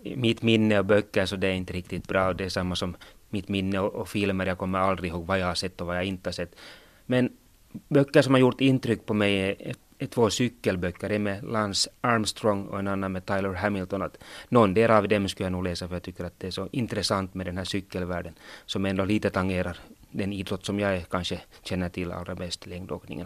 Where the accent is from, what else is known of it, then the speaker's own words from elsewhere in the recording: Sotkamo, Kainuu, Finland; jag får ju stryk hemma i Sotkamo Vuokatti